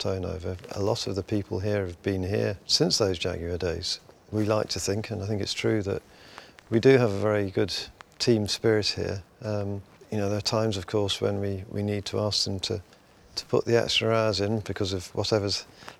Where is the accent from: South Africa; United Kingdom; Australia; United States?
United Kingdom; Midlands; I grew up in the Midlands